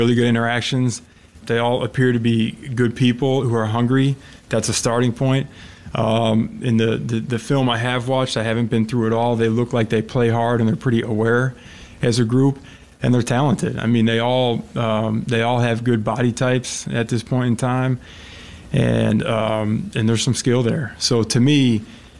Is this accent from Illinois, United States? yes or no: yes; Illinois, United States; moved away as an adult; come back to my home state and coach for my state's state institution